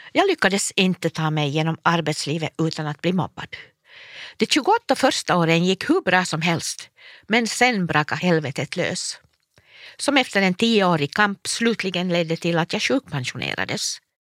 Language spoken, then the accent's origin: Swedish; Forsby sawmill, Pernå municipality, Uusimaa, Finland; Min pappa var lärare i Pärnu kommun i Forsbysåg där jag växte upp på skolbacken